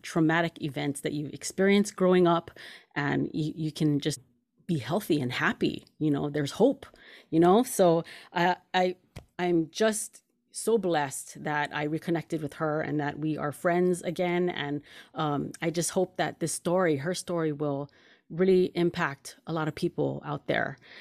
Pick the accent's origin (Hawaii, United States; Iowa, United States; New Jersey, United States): Hawaii, United States; Kaneohe; growing up in Hawaii, both me and you, you know, we're both from Kaneohe